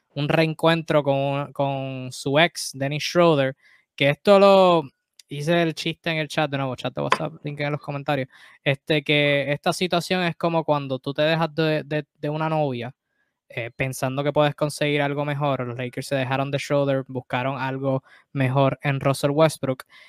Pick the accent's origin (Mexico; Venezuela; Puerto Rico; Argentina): Puerto Rico; nosotros boricuas